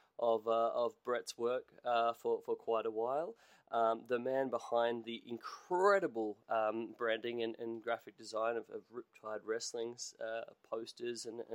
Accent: Australia

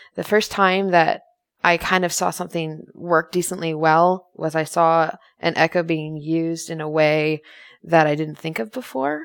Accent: United States; I'm an American.

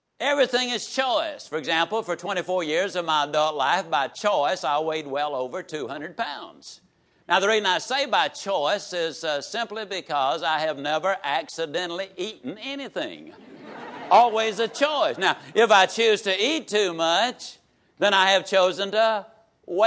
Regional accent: Yazoo City, Mississippi, United States; born or raised there

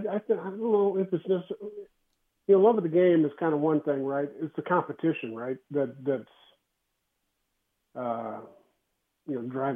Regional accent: Texas, United States; You know, I'm a Cowboys fan too, growing up in Texas.

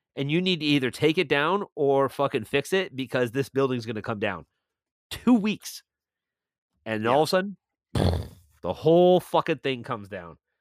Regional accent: Milton, Ontario, Canada; moved away as an adult; now in St. Catharines, Canada; I I now live in St. Catharines, and this is a guy in my hometown of Milton

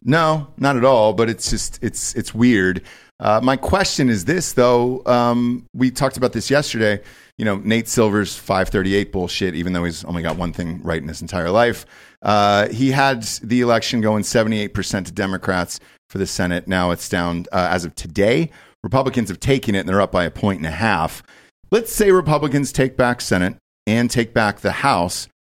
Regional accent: Georgia, United States; I'm from Georgia

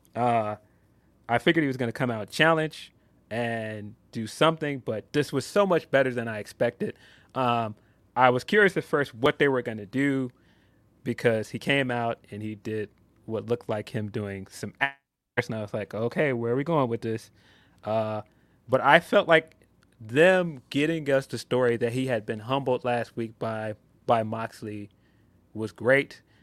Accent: Chicago, Illinois, United States; I am a Chicagoan.

